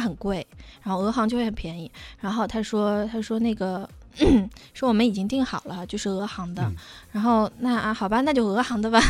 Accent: China; 我们是来自中国的

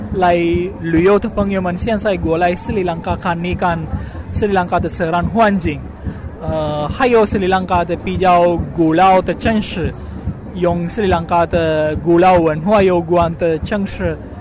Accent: Algeria; Chinese is a second language; moved away; 来自阿尔及利亚

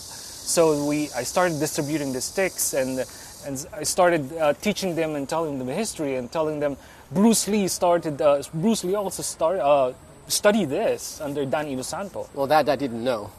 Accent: Philippines; I'm Filipino

